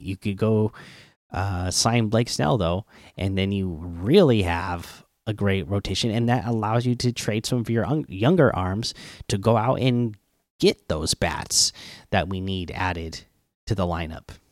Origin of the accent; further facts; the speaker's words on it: Seattle, Washington, United States; the teams from my hometown